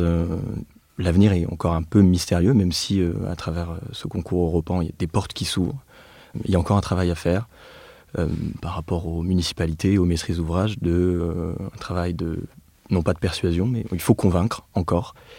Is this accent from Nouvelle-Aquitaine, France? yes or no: no; Nevers, Bourgogne-Franche-Comté, France; moved away; also born or lived in Clermont-Ferrand; je suis né et j'ai grandi à Nevers, comme Félix